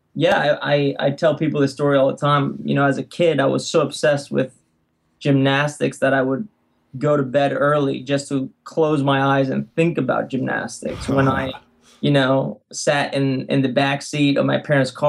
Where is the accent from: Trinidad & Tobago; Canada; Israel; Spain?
Spain; Alicante, Valencian Community; moved away as an adult; also born or lived in San Francisco, United States; now in United States; I grew up in Spain in a beautiful city by the water called Alicante.